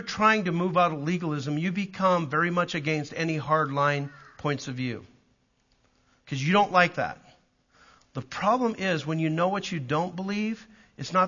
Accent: Calgary, Alberta, Canada; also born or lived in Southern US (Southern Baptist area); now in United States; I'm a Canadian from Calgary

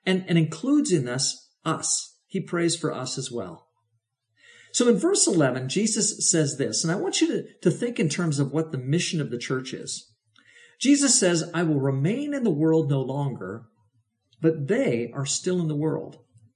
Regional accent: Oregon, United States; the Mennonite communities around which I grew up in Oregon

